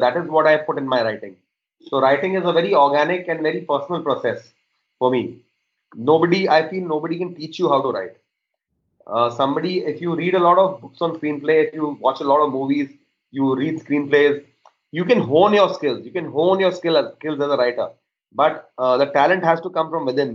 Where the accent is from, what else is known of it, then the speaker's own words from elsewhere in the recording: Mumbai, Maharashtra, India; I was born and brought up in Bombay